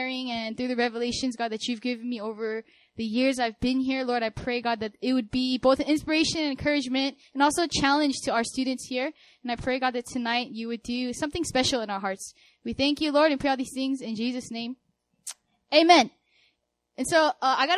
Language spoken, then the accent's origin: English; California, United States; moved away as an adult; now in Seoul, South Korea; I'm from California